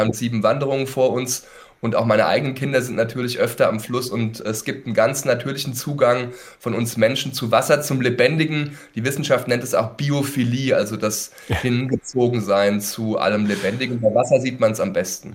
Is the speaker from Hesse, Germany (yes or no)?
yes; Mühltal, Hesse, Germany; Ich bin in Mühltal aufgewachsen